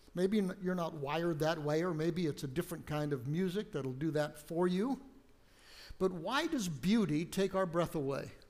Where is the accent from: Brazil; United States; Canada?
United States; moved away; I grew up on the West Coast, out along the Pacific Ocean